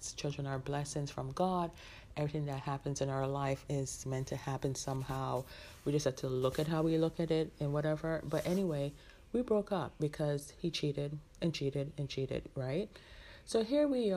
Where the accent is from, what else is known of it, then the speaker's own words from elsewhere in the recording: Jamaica; moved away; my hometown, which is in my home country, which is in Jamaica, the island Jamaica